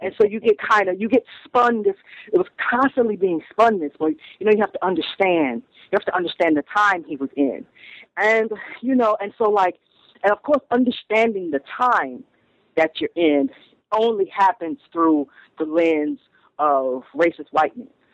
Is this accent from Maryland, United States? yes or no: no; Toledo, Ohio, United States; moved away as an adult; also born or lived in Stanford, California; now in Brooklyn, United States; I grew up in Toledo, Ohio